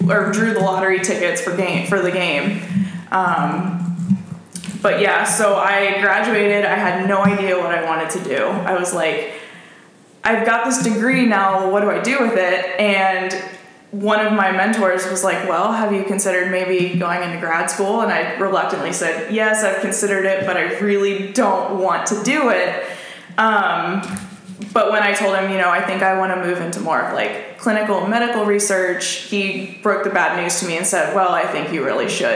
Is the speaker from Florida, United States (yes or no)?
yes; Fort Walton Beach, Florida, United States; moved away as an adult; also born or lived in Gainesville, Florida; now in Phoenix, United States; I grew up in the Florida Panhandle, right on like the Gulf Coast beaches of Fort Walton Beach and Destin.